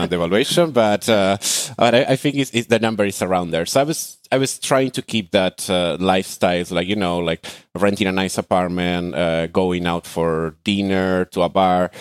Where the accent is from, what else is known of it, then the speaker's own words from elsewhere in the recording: Argentina; moved away as an adult; now in Athens, Greece; I am from Argentina.